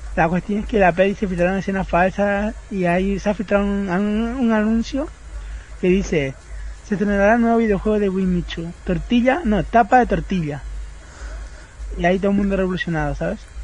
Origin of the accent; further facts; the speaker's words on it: Spain; yo, siendo español